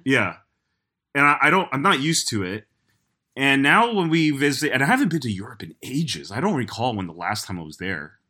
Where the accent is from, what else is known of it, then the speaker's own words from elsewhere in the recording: New York, United States; as a New Yorker